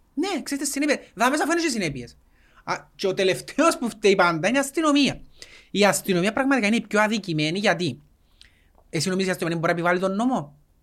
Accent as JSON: {"language": "Greek", "country": "Cyprus", "said": "Εμείς οι Κυπρέοι"}